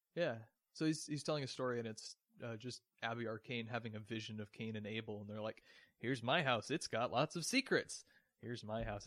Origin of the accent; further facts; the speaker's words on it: West Coast, United States; moved away; I grew up on the West Coast, so I'm just used to it being completely different.